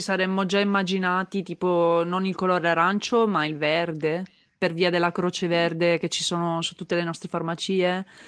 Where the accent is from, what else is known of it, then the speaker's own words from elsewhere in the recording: Turin, Piedmont, Italy; da torinese